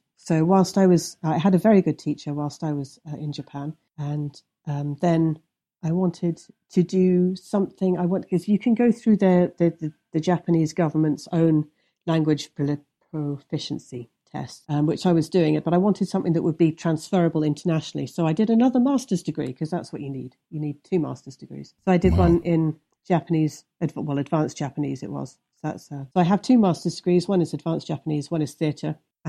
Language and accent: English; Midlands, United Kingdom; I'm not from London. I'm from the Midlands. So if you think about the centre of England and the two bits that stick out, one of which is Norfolk and the other is Wales, sort of in the centre, that's the bit I'm from.